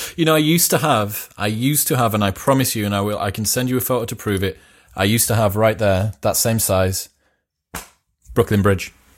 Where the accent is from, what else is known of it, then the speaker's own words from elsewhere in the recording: Middlesbrough, North East England, United Kingdom; I'm a Smoggy because I'm from Middlesbrough, which is about 40 miles south of here